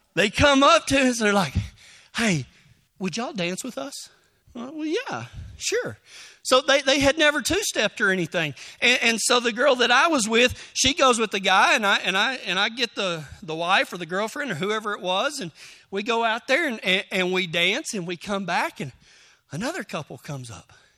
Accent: Texas, United States; I'm from Texas

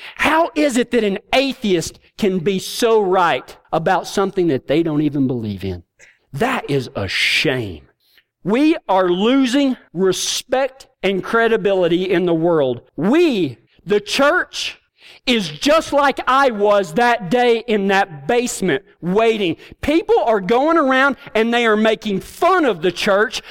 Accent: Texas, United States; I'm from Kynosa, Texas.

